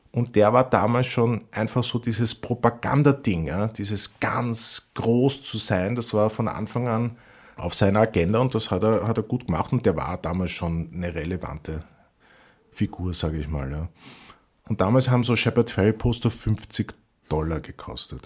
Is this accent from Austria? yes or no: yes; Vienna, Austria; als Wiener